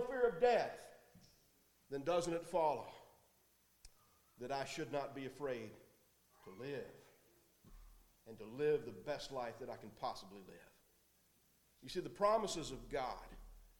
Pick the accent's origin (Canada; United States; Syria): United States; La Vergne, Tennessee; accent: Southern; also born or lived in Nashville, Tennessee; when I was 1 year old, we moved here to Laverne Church of Christ. And I grew up here in this congregation